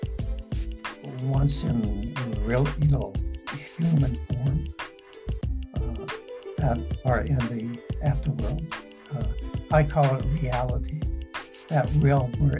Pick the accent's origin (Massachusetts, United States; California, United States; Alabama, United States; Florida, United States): California, United States; San Diego; I grew up in San Diego